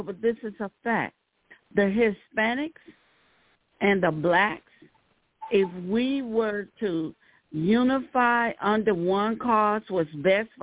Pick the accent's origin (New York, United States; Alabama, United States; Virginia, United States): Alabama, United States; Birmingham; I grew up in Birmingham